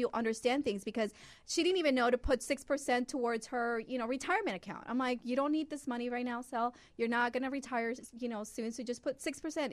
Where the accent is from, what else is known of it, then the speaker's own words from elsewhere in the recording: Honduras; now in United States; I was born in Honduras